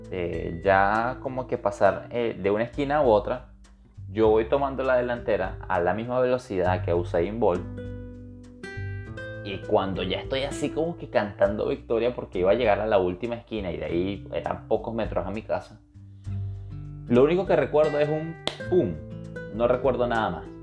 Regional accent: Venezuela; moved away; yo soy venezolano, yo, me yo me siento venezolano y en mi, círculo de, amigos, que yo tuve un, un, único círculo de amigos, mis amigos de mi infancia fueron mis amigos durante el tiempo que viví en Venezuela.

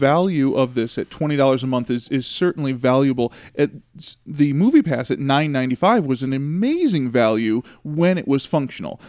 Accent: Chicago, Illinois, United States; I grew up in Chicago listening to the radio

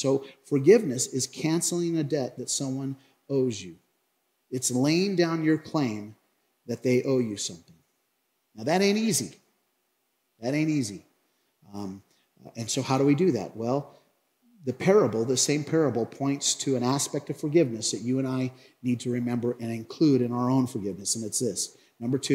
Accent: Craig, Colorado, United States; I grew up in Craig, Colorado in the 1980s

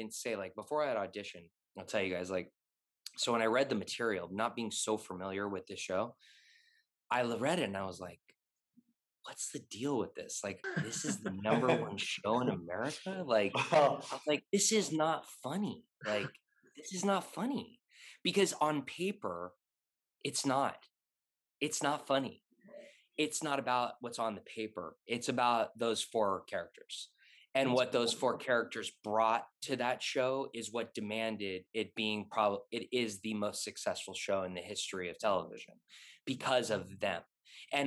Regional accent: Los Angeles, California, United States; I'm born and raised in LA.

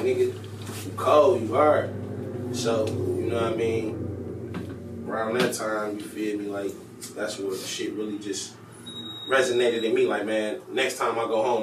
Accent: Detroit, Michigan, United States; I'm from Pierton Avenue, West Side, Detroit. Born and raised

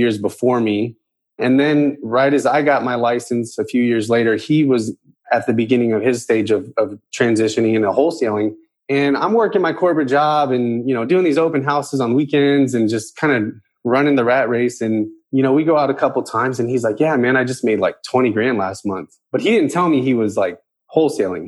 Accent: San Antonio, Texas, United States; now in Houston, United States; I'm originally from San Antonio, Texas, born and raised

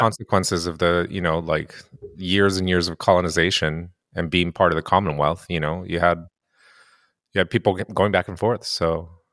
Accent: Japan; also born or lived in United States; now in Canada; I grew up in Japan

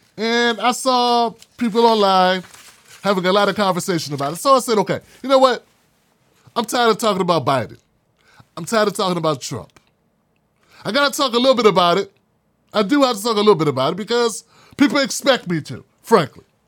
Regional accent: United States; I'm from Washington.

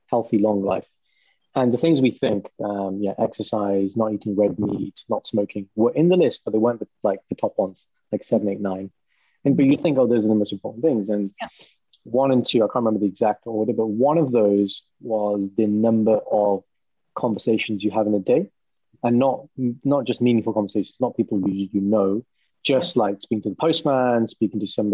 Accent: Walsall, Birmingham area, West Midlands, United Kingdom; if they say which part of Birmingham, then I say, oh, have you heard of Warsaw?

